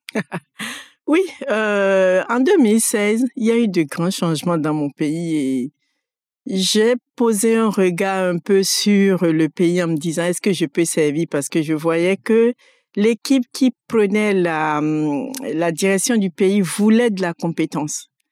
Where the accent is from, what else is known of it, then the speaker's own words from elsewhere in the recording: Abomey, Zou, Benin; moved away as an adult; also born or lived in Porto-Novo, Benin; now in France; Je suis née au Bénin, à Abomé, Et j'ai grandi, j'ai fait une partie de mon enfance dans la ville d'où sont partis les trésors Abomé. J'y suis restée jusqu'à l'entrée en sixième et je suis passée après à Porto Novo où j'ai fait le collège et le lycée